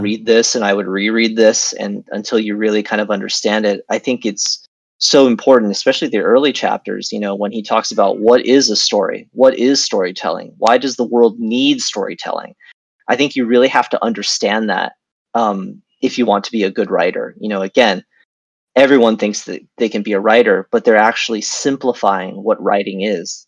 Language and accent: English; United States; moved away as an adult; also born or lived in Beijing, China / California, United States / China; now in Vietnam; I was born in Beijing. I grew up in uh, near Washington D.C. in America